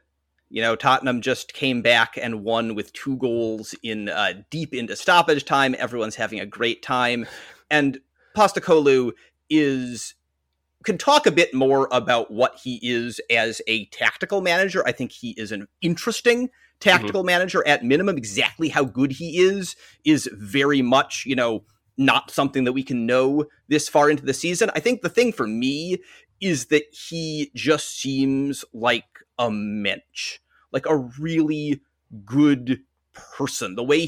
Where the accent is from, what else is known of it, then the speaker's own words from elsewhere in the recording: Western Massachusetts, United States; I grew up in Western Massachusetts.